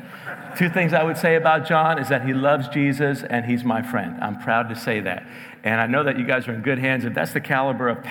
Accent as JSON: {"language": "English", "region": "New Jersey", "country": "United States", "tie": "born or raised there", "also_born_or_lived": "New York", "moved": "yes", "said": "raised in New Jersey"}